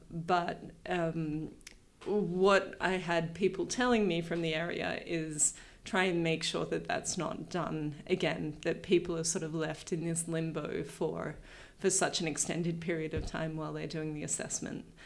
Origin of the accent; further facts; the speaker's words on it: New South Wales, Australia; moved away as an adult; also born or lived in Reykjavik, Iceland; I grew up first inland in New South Wales from Sydney, but um, then from when I was about 11 till the end of high school, I was on the south coast of New South Wales